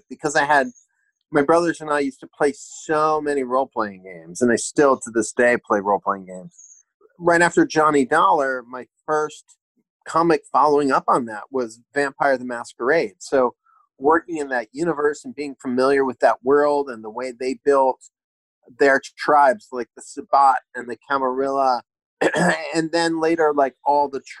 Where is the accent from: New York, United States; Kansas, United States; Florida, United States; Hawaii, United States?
Hawaii, United States; born there; I grew up in a military family. I was born in Hawaii. We traveled around a lot.